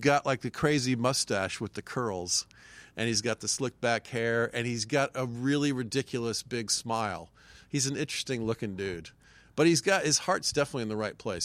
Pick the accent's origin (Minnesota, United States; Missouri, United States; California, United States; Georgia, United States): Georgia, United States; Marietta; moved away as an adult; now in New York, United States; I grew up in Marietta, Georgia.